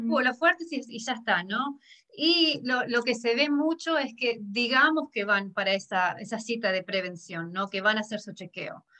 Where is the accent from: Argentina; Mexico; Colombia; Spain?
Argentina; now in High Point, United States; yo vengo de Argentina